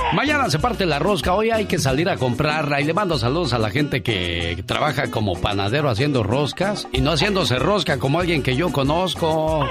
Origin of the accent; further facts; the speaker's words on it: Sinaloa, Mexico; moved away; un día salí de Sinaloa, pero Sinaloa nunca